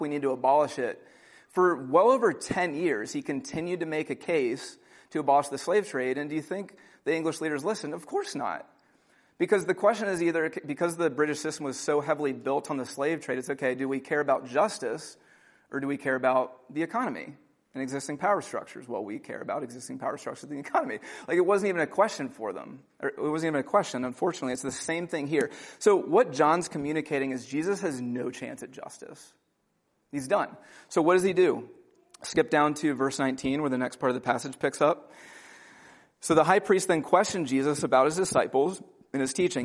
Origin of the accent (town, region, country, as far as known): United States